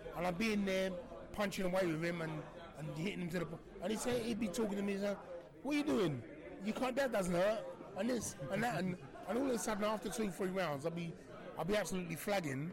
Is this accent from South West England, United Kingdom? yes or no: no; London, United Kingdom; I came from Woolwich